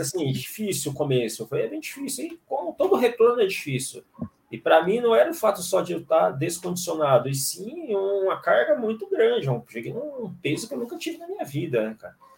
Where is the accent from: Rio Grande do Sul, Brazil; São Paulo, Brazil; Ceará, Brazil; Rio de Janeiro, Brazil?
Ceará, Brazil; Fortaleza; sou natural de Fortaleza.